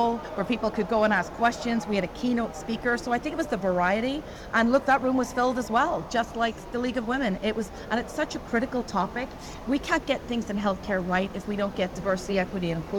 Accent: Belfast, Northern Ireland, United Kingdom; moved away; the street I grew up in Belfast

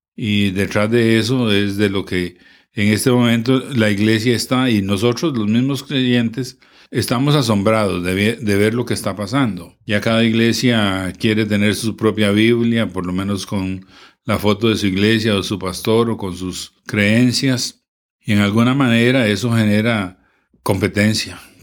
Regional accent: Moravia, San José, Costa Rica; nosotros somos de Moravia

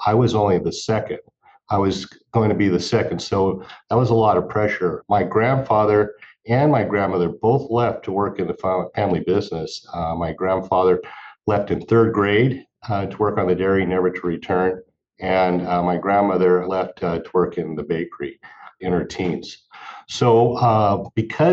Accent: Central Valley, California, United States; I grew up in the Central Valley

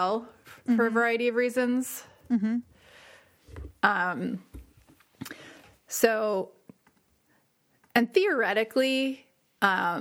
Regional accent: New Jersey, United States; I'm from New Jersey

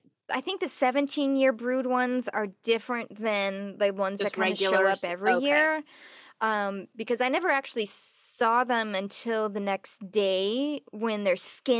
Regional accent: Nebraska, United States; moved away; having grown up in Nebraska

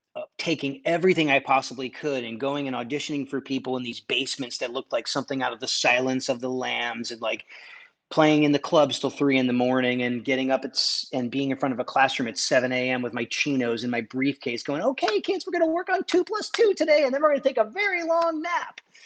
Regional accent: Connecticut, United States; I'm, I'm from Connecticut. I'm kinda like an East Coast kid

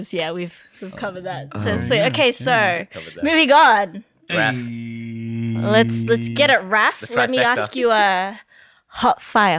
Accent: Philippines; now in Australia; I'm a woman of color. I'm Filipino and I just don't know many other Asians in this space in Australia doing this.

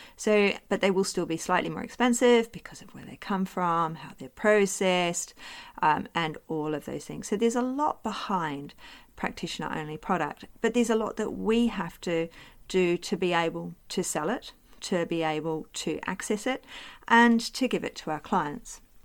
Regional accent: New Zealand; now in Australia; live in Australia, I am Australian now, as well as being a New Zealander.

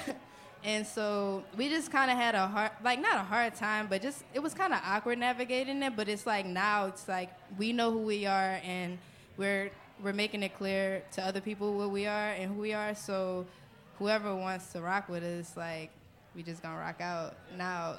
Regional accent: New Orleans, Louisiana, United States; I'm from New Orleans

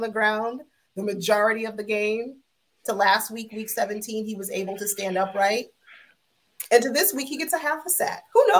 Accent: Florida, United States; I'm from Florida

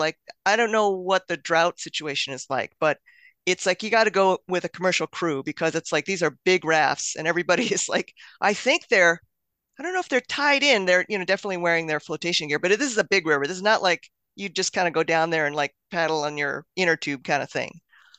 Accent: the West, United States; You know, I grew up in the West

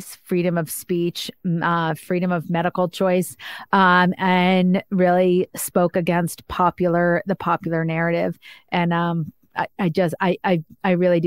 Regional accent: Northeast, United States; I'm like from the Northeast

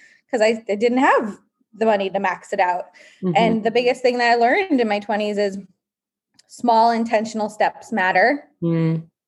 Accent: East Coast, United States; also born or lived in New York; my background is grew up on the East Coast

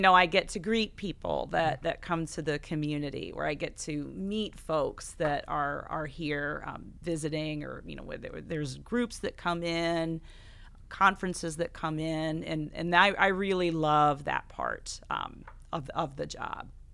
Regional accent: Buchanan County, Iowa, United States; now in Coralville, United States; I grew up on a hog farm outside of, or in Buchanan County

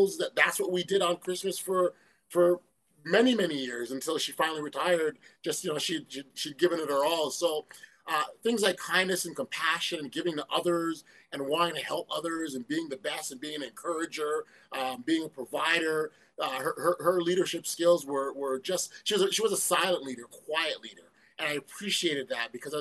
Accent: Toronto, Ontario, Canada; born and raised in Toronto, Canada. My roots, West Indian, Jamaican background

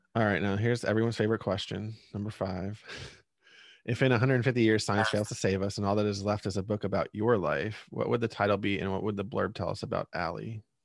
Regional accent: Reading, Pennsylvania, United States; … is from my hometown

